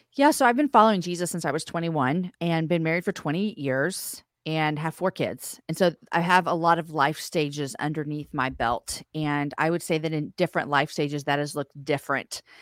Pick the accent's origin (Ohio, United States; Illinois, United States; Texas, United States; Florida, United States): Texas, United States; Austin; we're from Austin, Texas